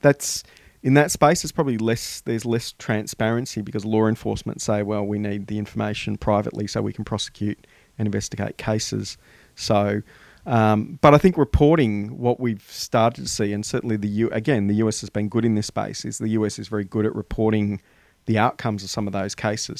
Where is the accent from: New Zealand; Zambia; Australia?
Australia; us as the Australian community